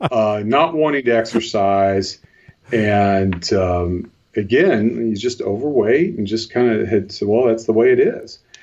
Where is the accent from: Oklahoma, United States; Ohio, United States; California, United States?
Ohio, United States; Cincinnati; now in northern Ohio, United States; I, I, grew up in the Cincinnati, Ohio area